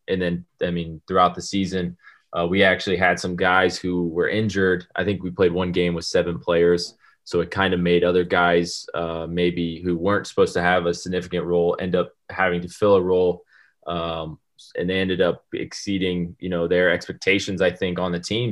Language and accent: English; United States; moved away as an adult; being American